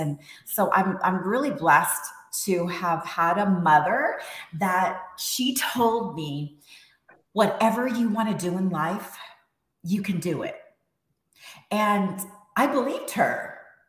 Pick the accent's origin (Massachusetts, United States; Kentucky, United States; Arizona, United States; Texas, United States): Texas, United States; also born or lived in Las Palmas, Gran Canaria, Spain; was born in Spain and I grew up in Texas.